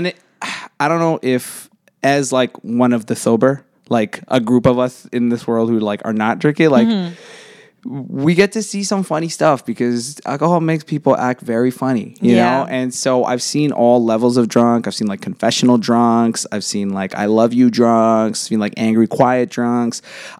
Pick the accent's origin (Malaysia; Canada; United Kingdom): Canada; Pickering, Ontario; I'm from Pickering. Like that's where I grew up originally, like right on the border of Scarborough and Pickering.